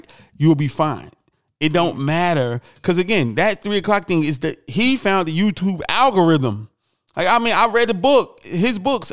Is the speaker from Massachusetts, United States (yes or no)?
no; Newark, New Jersey, United States; I'm from Newark